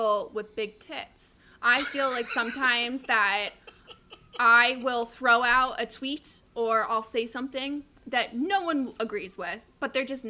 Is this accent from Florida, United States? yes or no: no; Colorado, United States; now in Arizona, United States; I grew up in Colorado, been a huge Avs fan my entire life